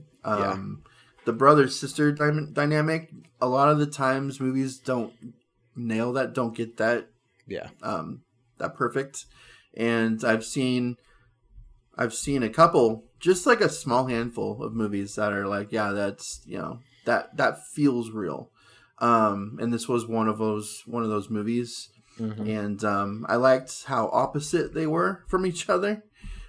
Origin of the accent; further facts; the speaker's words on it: California, United States; we grew up in California